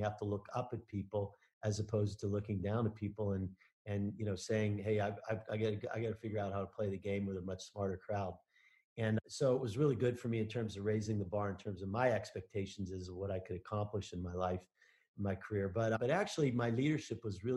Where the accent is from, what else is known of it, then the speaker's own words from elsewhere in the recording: Pittsburgh, Pennsylvania, United States; now in Denver, United States; I'm from Pittsburgh, Pennsylvania.